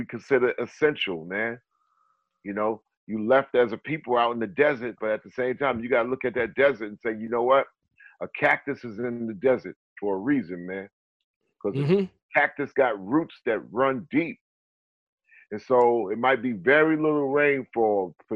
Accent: North Carolina, United States; I'm from North Carolina, but you know, I got my people like, you know, in Mali

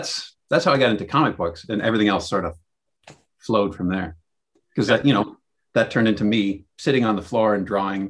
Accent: Kitchener, Ontario, Canada; when I was a kid growing up in Kitchener, Ontario in Canada

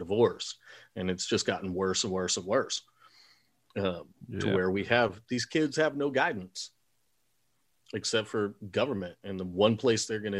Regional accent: Texas, United States; I grew up in a time where I'm from Texas and I grew up in the 70s, 80s, and 90s, and man, the redneck kids would come to school in high school with their rifles in their trucks

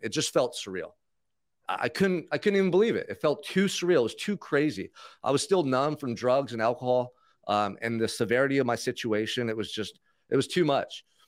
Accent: Santa Barbara, California, United States; grew up in Santa Barbara, so Isla Vista College was out across the freeway from where I grew up

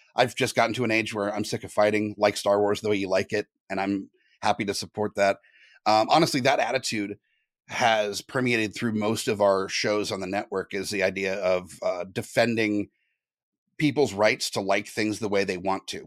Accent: Southern California, United States; moved away; I'm originally from Southern California

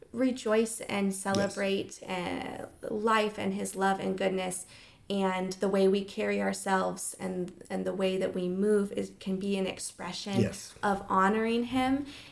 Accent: Hawaii, United States; So growing up in Hawaii, our community service at Hawaiian Mission Academy was to learn traditional hula dancing.

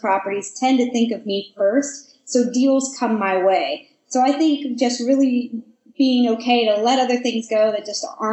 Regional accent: Portland, United States; I'm originally from Portland and living here

